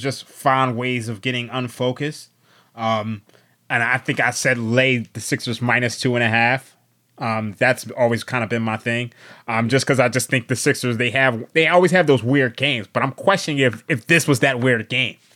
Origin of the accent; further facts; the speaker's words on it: Philadelphia, Pennsylvania, United States; I was born and raised in Philadelphia